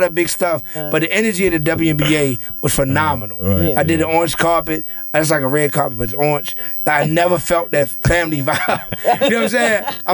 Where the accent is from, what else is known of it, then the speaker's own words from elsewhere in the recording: Baltimore, Maryland, United States; My hometown, I officially signed with the Baltimore Orioles 2 weeks ago.